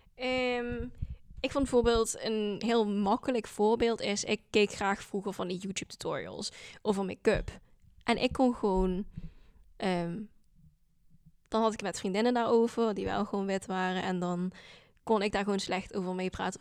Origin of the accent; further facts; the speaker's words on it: Landgraaf, Limburg, Netherlands; accent: Limburgish dialect; first language Dutch; also born or lived in South Korea / Scotland; now in Maastricht, Netherlands; ik ben geboren in Zuid-Korea en ehm, opgegroeid in Landgraaf in Limburg